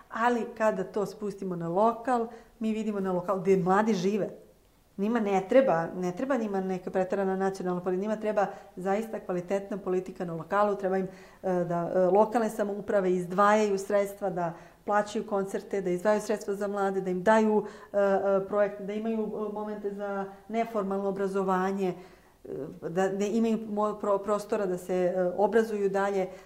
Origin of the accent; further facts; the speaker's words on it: Čačak, Šumadija and Western Serbia, Serbia; ja sam iz Čačka